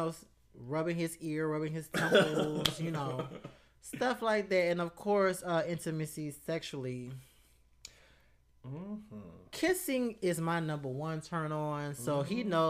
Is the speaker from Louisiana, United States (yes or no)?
yes; Louisiana, United States; Growing up in Louisiana